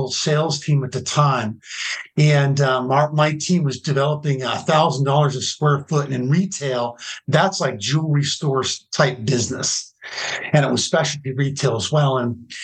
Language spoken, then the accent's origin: English; New Jersey, United States; moved away as an adult; also born or lived in California; I grew up in New Jersey in a little community that's had 4,500 people in it.